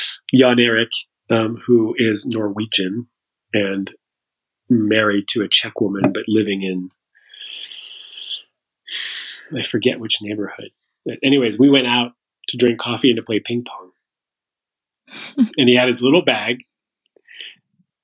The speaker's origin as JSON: {"language": "English", "country": "Canada", "also_born_or_lived": "San Francisco", "lives_now": "Montreal, Canada", "said": "I'm Canadian"}